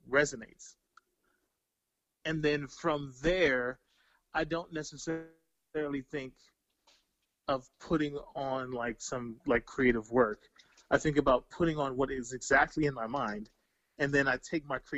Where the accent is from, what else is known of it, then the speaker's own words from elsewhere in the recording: Bowie, Maryland, United States; I'm a kid from Bowie, Maryland.